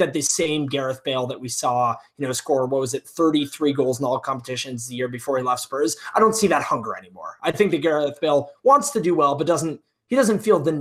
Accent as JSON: {"language": "English", "region": "Wales", "country": "United Kingdom", "said": "as a Welshman, as two Welshmen doing a podcast here"}